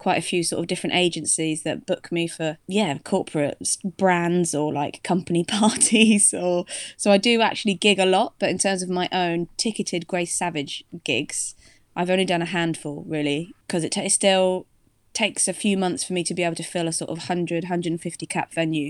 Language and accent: English; Devon, South West England, United Kingdom; moved away as an adult; also born or lived in Leeds; now in London, United Kingdom; I'm from Devon, originally, in the southwest England. But I've been in London for the past, about 8-9 years now